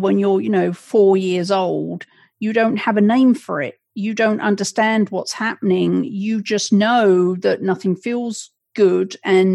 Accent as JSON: {"language": "English", "region": "England", "country": "United Kingdom", "tie": "born or raised there", "moved": "yes", "lives_now": "Connecticut, United States", "said": "I was raised in England"}